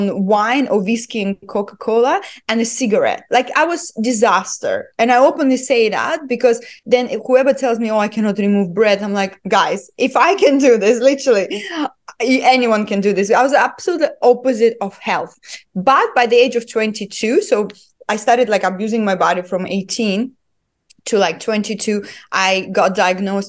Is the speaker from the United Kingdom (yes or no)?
no; Estonia; now in United Arab Emirates; I was born and raised in Estonia, in a very, very small village.